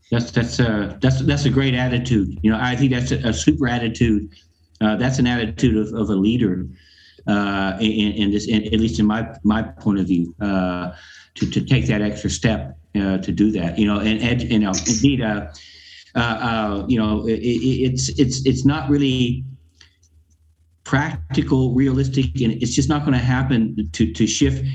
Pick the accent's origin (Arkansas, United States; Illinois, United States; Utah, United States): Arkansas, United States; moved away as an adult; now in Europe; I'm from I'm from Arkansas, um, and, and I've been I've been born and raised in in this in the U.S.